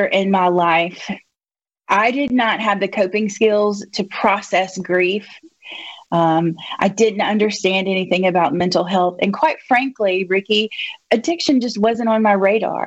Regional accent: Jackson County, Mississippi Gulf Coast, United States; also born or lived in Oxford, Mississippi; I grew up here on the Gulf Coast. I was born and raised in Jackson County, and my family is here

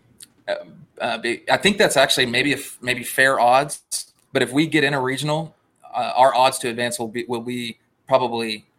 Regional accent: Southeast Texas, United States; moved away; also born or lived in Lubbock, Texas; I'm from Southeast Texas. I'm so Cajun

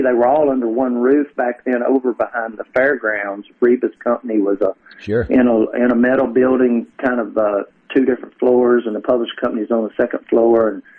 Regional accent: Kentucky, United States; moved away; I grew up in Kentucky.

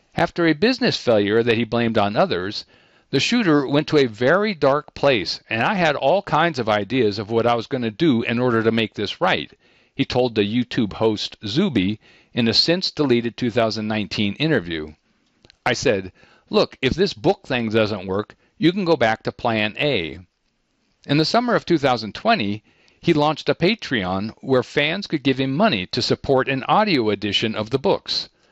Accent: Midwest, United States; moved away; I'm from the Midwest

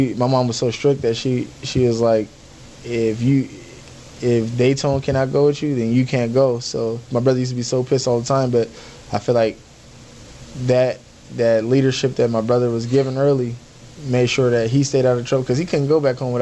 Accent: Compton, California, United States; moved away; also born or lived in Los Angeles, California; I grew up in Compton, California

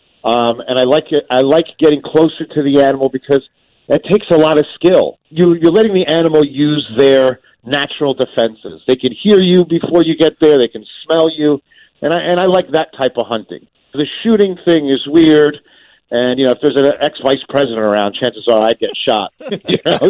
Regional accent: New Jersey, United States; I'm from Jersey

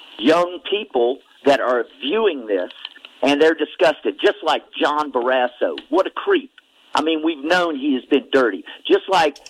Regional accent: Yorktown, Virginia, United States; now in Marion, United States; I grew up in Yorktown, Virginia.

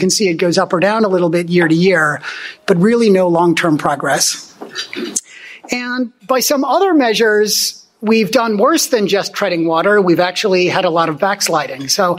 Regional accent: Germany; born there; moved away; you know, I was born in Germany. I'm an immigrant myself. My parents are high school dropouts.

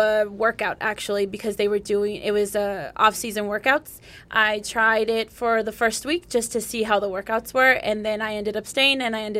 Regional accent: San Diego, California, United States; now in El Paso, United States; So, I am originally from San Diego, California.

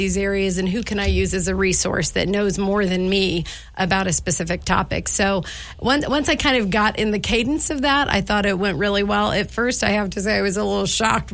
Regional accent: Midwest, United States; moved away as an adult; now in Missoula, United States; So I'm from the Midwest originally, many, many moons ago

